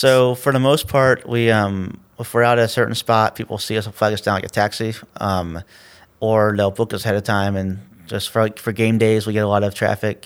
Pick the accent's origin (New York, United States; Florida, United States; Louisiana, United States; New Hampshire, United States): Florida, United States; Tallahassee; I grew up on the north side